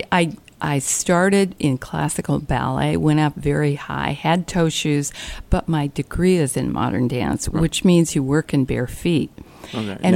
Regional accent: California, United States; Well, I'm from California, but uh, growing up, I moved six times in my first 12 years.

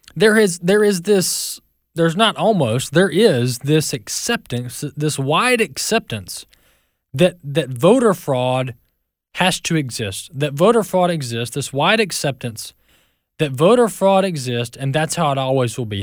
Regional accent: Mississippi, United States; My home state, Mississippi

